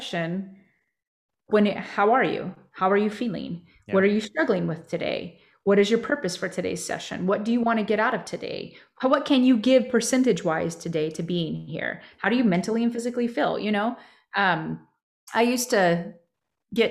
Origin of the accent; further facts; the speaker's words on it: New Mexico, United States; growing up in New Mexico